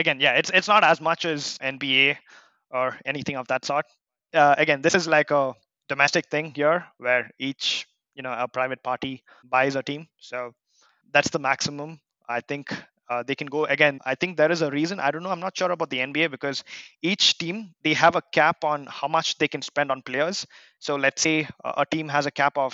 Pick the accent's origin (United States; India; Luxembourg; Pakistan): India; Bangalore, Karnataka; my team is my hometown. It's called Royal Challengers of Bangalore.